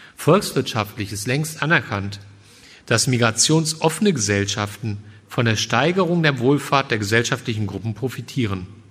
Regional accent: Germany; als Deutscher

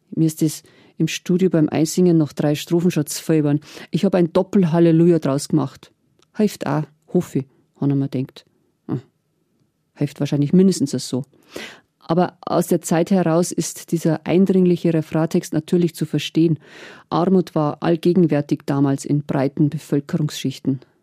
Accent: Hurb, Bavaria, Germany; In Hurb, in meinem Heimatdorf

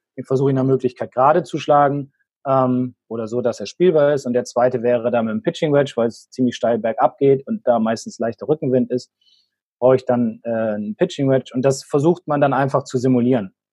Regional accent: Bremen, Germany; jetzt komme ich aus Bremen, bin Werder-Fan

